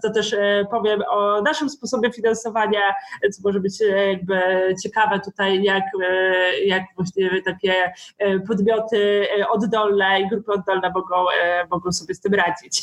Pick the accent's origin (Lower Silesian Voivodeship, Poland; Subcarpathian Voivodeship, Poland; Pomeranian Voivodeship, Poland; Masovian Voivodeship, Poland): Pomeranian Voivodeship, Poland; pochodzę z, z województwa pomorskiego